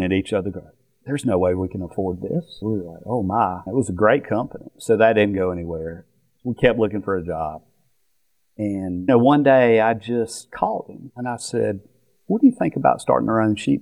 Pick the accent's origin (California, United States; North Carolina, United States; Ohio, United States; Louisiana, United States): North Carolina, United States; moved away as an adult; also born or lived in Florida; we grew up in North Carolina all my life, and only until when I graduated college did I leave and go to Florida